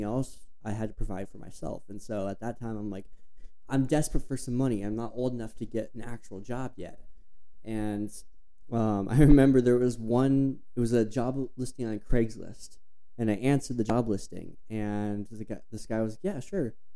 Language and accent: English; Flagstaff, Arizona, United States; growing up in Flagstaff